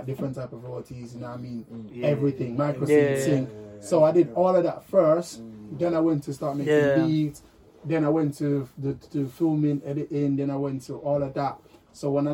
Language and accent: English; Jamaica; now in United Kingdom; I'm from Jamaica